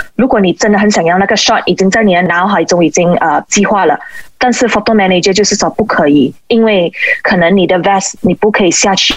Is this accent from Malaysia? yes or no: yes; Malaysia; 我就觉得身为一个马来西亚人